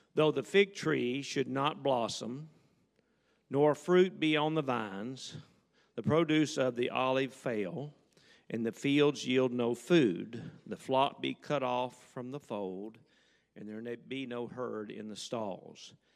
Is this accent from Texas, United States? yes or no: yes; Southeast Texas, United States; I am a redneck from Southeast Texas